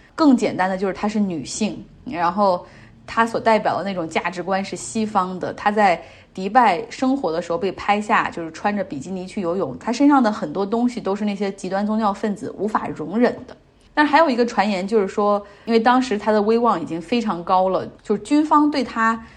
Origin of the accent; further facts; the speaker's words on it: China; 我们中国人对他有一个更加熟悉的名字哈，叫贝布托。